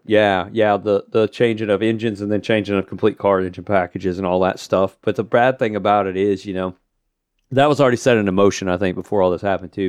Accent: Tulsa, Oklahoma, United States; It is in my home state of Tulsa, Tulsa, Oklahoma.

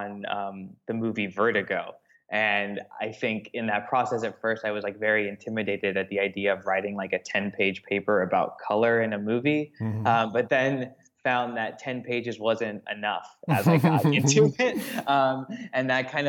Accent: Los Angeles, California, United States; I'm from Los Angeles, but I grew up in the San Fernando Valley, which is a suburb, and I had gone to LA public schools my whole life.

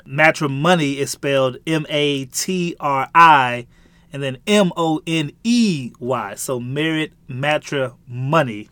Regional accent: St. Louis, Missouri, United States; I born and raised in, uh, Saint Louis, Missouri

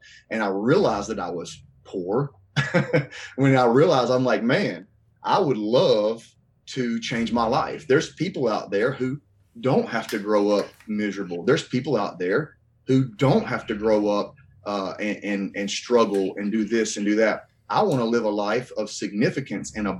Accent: North Carolina, United States; also born or lived in Asheboro, North Carolina / Randleman, North Carolina; I grew up in a small town here in North Carolina, born and raised

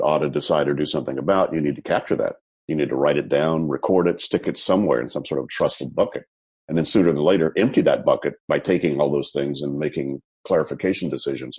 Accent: United States; moved away as an adult; also born or lived in Texas / Louisiana / Florida / California; now in Amsterdam, Netherlands; I grew up in Texas, Louisiana, went to school in Florida, went to grad school in California, stayed in California for, 40 years

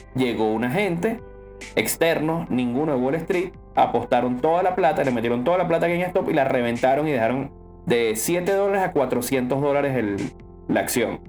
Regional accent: Venezuela; somos venezolanos

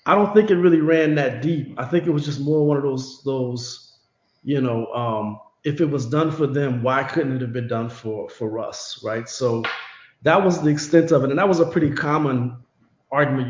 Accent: Louisiana, United States; I grew up in Louisiana

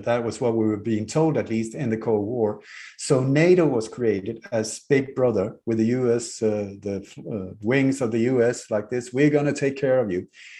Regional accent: Denmark; moved away; also born or lived in Sweden; we moved very hastily from Denmark to Sweden from a luxury life, and Denmark to a 1700 from a house from the 16th century with no heating, no warmth, no no water, no toilet, no nothing, because my mother liked Swedish nature.

